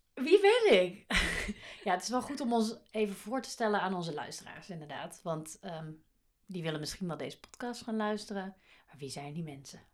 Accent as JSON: {"language": "Dutch", "town": "Baarle-Nassau", "region": "North Brabant", "country": "Netherlands", "tie": "born or raised there", "moved": "yes", "said": "Ik kom uit uit een bijzonder dorp, Palen-Nassau in Brabant, op de grens met België."}